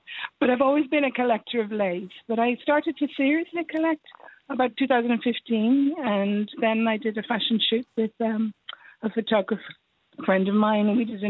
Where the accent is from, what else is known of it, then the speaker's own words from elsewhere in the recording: Dublin, Leinster, Ireland; moved away as an adult; now in West Cork, Ireland; I think I'm originally from Dublin, so I moved to West Cork about over a year ago. My mum is from Kinsale. Yes. I live a little bit outside than Manway, but my mum is from Kinsale.